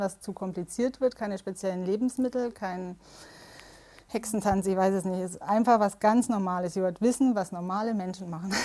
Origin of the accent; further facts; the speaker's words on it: Southern Germany, Germany; Ich komme aus Süddeutschland